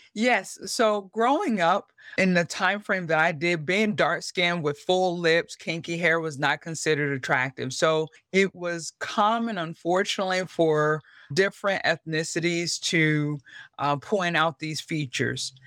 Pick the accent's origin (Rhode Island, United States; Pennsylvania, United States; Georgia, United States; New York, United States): Pennsylvania, United States; York; moved away as an adult; I grew up in York, Pennsylvania